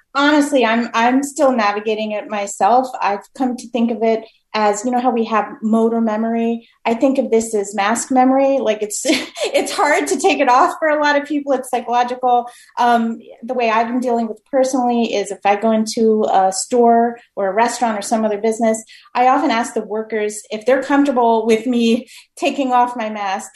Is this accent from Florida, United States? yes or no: yes; Miami, Florida, United States; now in Massachusetts, United States; I'm from Miami originally